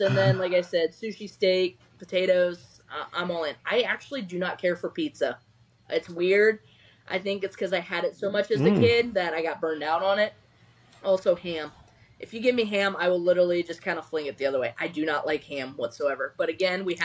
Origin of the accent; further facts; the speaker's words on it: Ohio, United States; now in Tampa, United States; I'm from Ohio